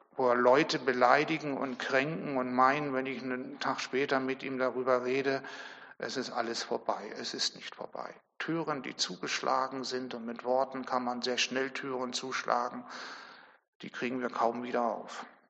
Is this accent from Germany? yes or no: yes; Germany; Wir als Deutsche